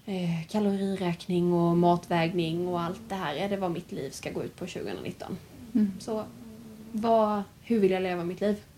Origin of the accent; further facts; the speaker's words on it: Värnamo, Jönköping County, Sweden; now in Halmstad, Sweden; jag är ju från Värnamo från början